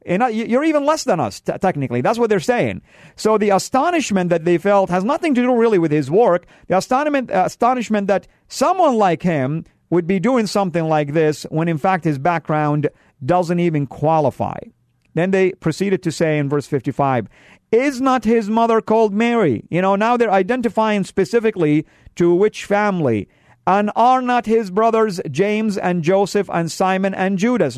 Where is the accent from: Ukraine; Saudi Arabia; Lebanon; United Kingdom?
Saudi Arabia; moved away; I come from the Middle East, from Saudi, and we, uh, men like to dress up with white garments